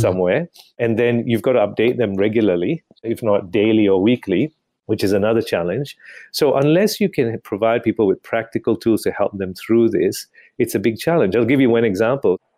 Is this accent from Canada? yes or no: no; Malaysia; moved away as an adult; also born or lived in United Kingdom; now in Australia; I was born and bred in Malaysia, grew up and went to do medicine in the U K